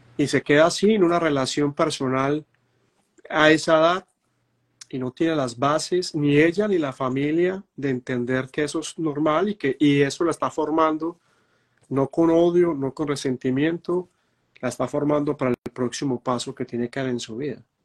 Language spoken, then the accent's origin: Spanish; Medellín, Antioquia, Colombia; en Medellín, Antioquia, que es donde yo nací